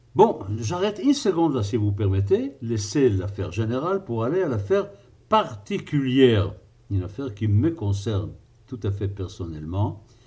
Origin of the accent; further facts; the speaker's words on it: Israel; moi qui ai passé mon enfance en Israël